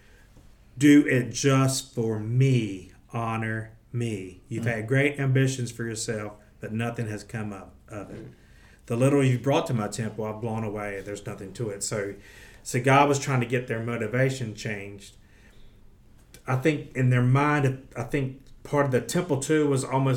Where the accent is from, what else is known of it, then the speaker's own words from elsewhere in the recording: United States; we've been born in America